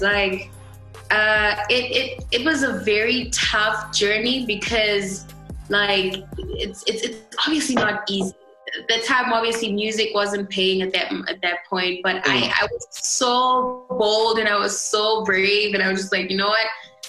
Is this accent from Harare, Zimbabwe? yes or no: no; Mutare, Manicaland, Zimbabwe; also born or lived in Bulawayo; Yeah, so I was born in Bulawayo, moved a lot. And then from, I think, I should say my teenage years to my adulthood was in Mutare.